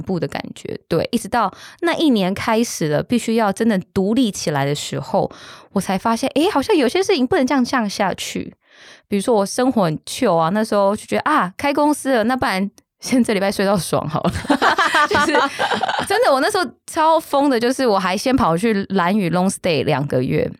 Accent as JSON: {"language": "Chinese", "country": "Taiwan", "tie": "born or raised there", "said": "我们小时候在眷村长大嘛"}